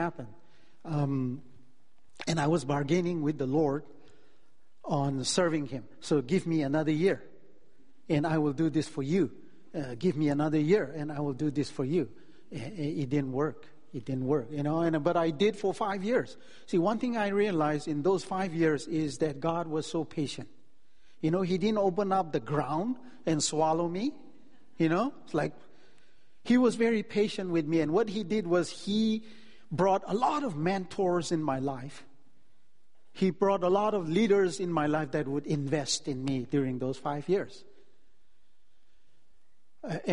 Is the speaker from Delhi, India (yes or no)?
yes; Delhi, India; moved away as an adult; now in California, United States; I grew up in Delhi. It's a city, 20 million people.